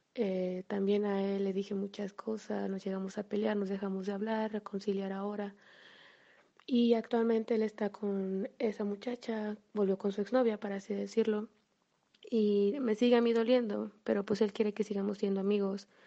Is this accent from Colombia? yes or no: no; Mexico; soy de la, soy de México